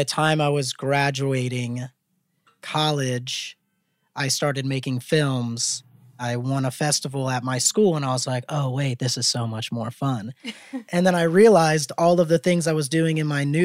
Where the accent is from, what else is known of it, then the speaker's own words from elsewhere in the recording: Mandeville, Louisiana, United States; moved away as an adult; also born or lived in New Orleans; now in Los Angeles, United States; I'm originally from Mandeville, Louisiana, which is 30 minutes north of New Orleans